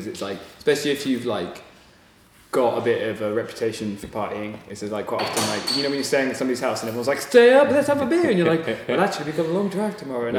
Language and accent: English; Bristol, South West England, United Kingdom; moved away; I'm from Bristol.